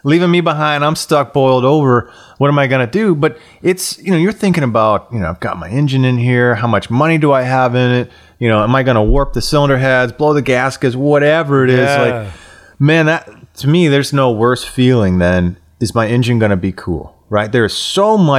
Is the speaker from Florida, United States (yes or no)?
yes; Florida, United States; moved away as an adult; I grew up born and raised in Florida in the swamp